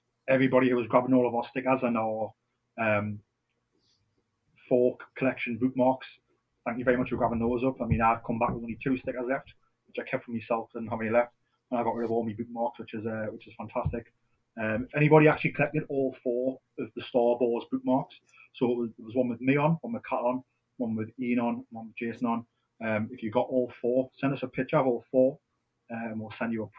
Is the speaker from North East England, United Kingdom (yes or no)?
yes; Newcastle upon Tyne, North East England, United Kingdom; I'm a Geordie